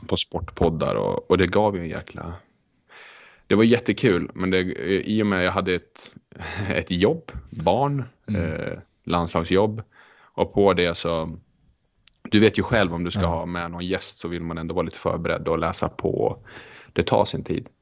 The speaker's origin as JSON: {"language": "Swedish", "town": "Rättvik", "region": "Dalarna County", "country": "Sweden", "tie": "born or raised there", "also_born_or_lived": "Örnsköldsvik / Ystad", "moved": "yes", "said": "jag växte upp i Rättvik mellan, mm. en by mellan Leksand och Mora eh, och där har jag växt upp."}